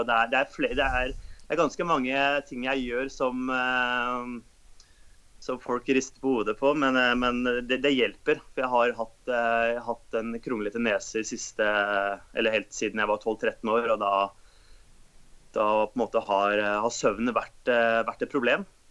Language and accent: Norwegian; Oslo, Norway; Født og oppvokst i Oslo.